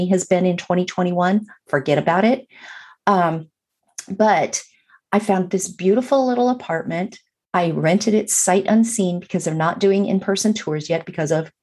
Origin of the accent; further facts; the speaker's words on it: Burbank, California, United States; moved away; also born or lived in Atlanta, Georgia; I grew up in Los Angeles or just outside of Los Angeles in Burbank